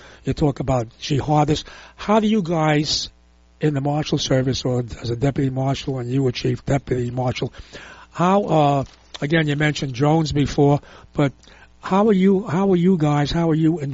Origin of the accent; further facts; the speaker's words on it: New York City, New York, United States; I'm from Brooklyn